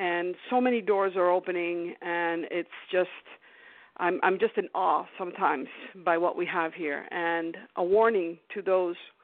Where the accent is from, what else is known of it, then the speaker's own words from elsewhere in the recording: Canada; moved away; I was born in Canada